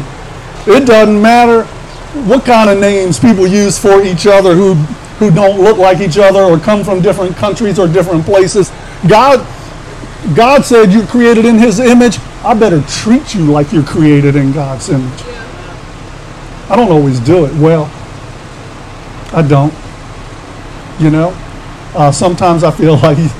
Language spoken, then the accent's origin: English; Washington, District of Columbia, United States; now in Baltimore, United States; I was born and raised in and around Washington, D.C.